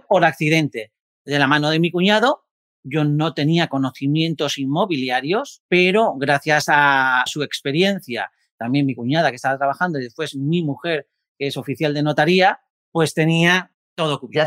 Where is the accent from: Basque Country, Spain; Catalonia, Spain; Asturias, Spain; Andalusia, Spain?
Asturias, Spain; Gijón; yo soy de Gijón, Asturias, una tierra maravillosa